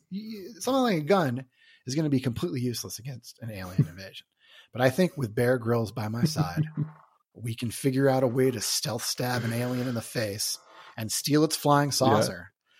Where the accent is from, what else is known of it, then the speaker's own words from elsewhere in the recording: New York, United States; born there; also born or lived in Hawaii; now in Chicago, United States; So I was born in New York, but I moved to Chicago and lived in Chicago for 20 years, then moved to Hawaii for 2.5.